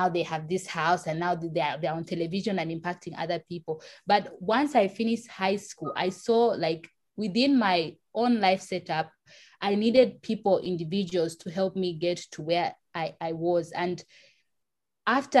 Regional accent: Lusaka, Lusaka Province, Zambia; I was born and raised in Lusaka, Zambia, in the capital

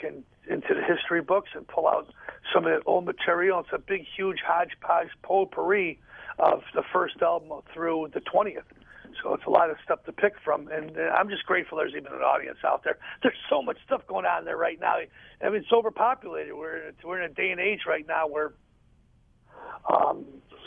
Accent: Chicago, Illinois, United States; Being here in Chicago, it's even though it's my hometown

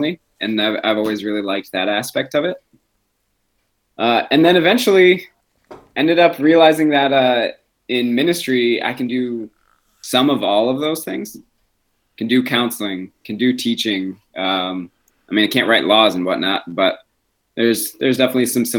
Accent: Grand Rapids, Michigan, United States; moved away as an adult; now in Sacramento, United States; my hometown of Grand Rapids

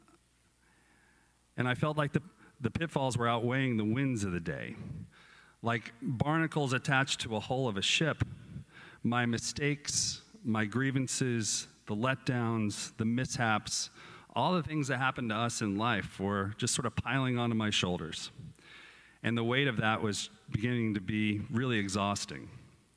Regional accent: Texas, United States; I grew up in Texas in a non-religious household

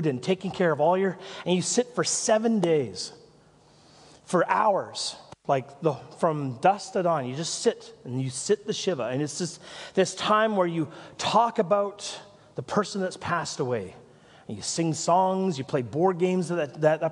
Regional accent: Nelson, British Columbia, Canada; moved away; I'm from Nelson

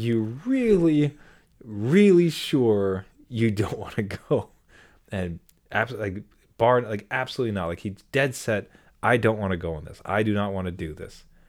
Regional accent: Canada; I'm very Canadian in that I have two skin colors

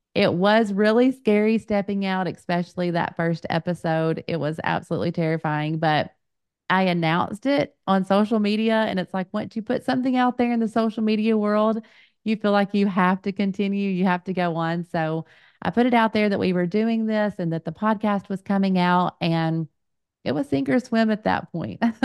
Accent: Little Rock, Arkansas, United States; we're both from the Little Rock area and go to First Pentecostal Church of North Little Rock. I was blessed to be born and raised there

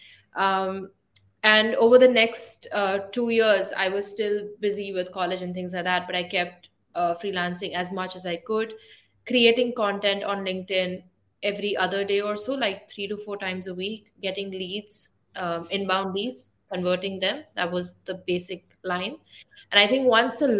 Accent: India; moved away as an adult; also born or lived in Ireland; I'm from India

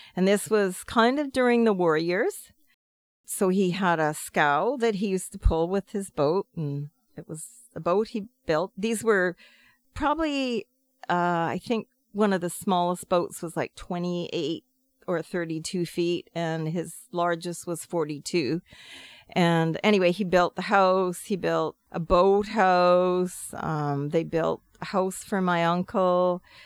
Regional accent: Pender Island, British Columbia, Canada; born or raised there; also born or lived in Ganges, Salt Spring Island

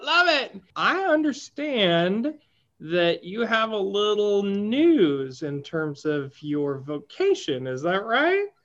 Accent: Appalachia, United States; as an Appalachian

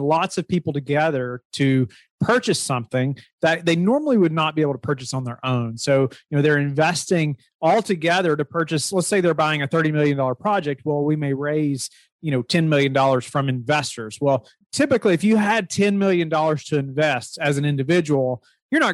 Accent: Kentucky, United States; now in Virginia, United States; I'm originally from Kentucky, but now live in Virginia.

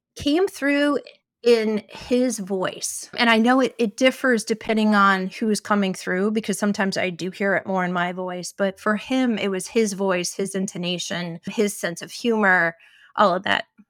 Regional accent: Ohio, United States; I grew up in Ohio

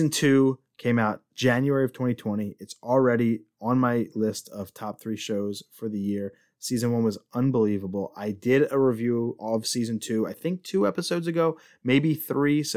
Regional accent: Philadelphia, Pennsylvania, United States; We are both from Philadelphia

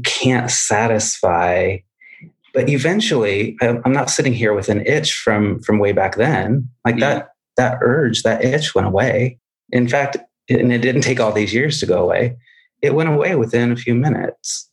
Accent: Midwest, United States; I grew up in the Midwest where it would snow

